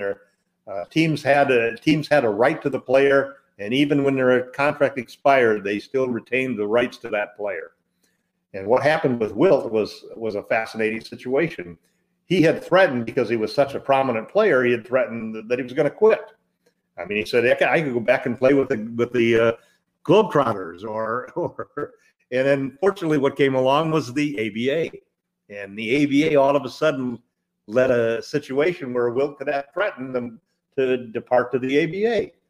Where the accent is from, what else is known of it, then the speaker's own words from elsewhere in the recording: Midwest, United States; moved away; also born or lived in Southern California; I grew up in the Midwest and moved to Southern California in the 50s.